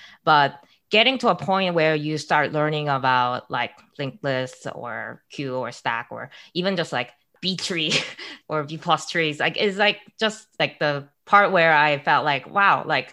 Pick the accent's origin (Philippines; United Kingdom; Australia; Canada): Canada; Calgary, Alberta; moved away as an adult; also born or lived in Waterloo; I grew up in Calgary in Alberta